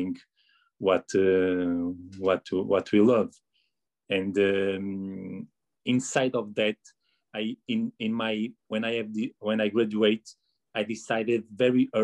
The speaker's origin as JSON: {"language": "English", "town": "Porto", "region": "Norte", "country": "Portugal", "tie": "born or raised there", "said": "I was born and raised and studied in Porto."}